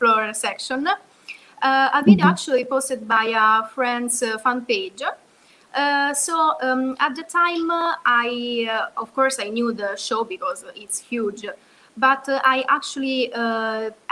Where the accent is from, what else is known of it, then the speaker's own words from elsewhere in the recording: Rome, Lazio, Italy; I'm from Rome, Italy, and I'm 21 years old